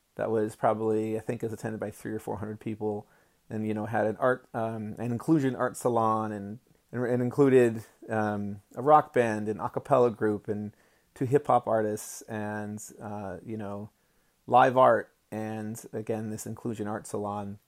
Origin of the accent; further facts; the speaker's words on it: United States; I was born in America as a white male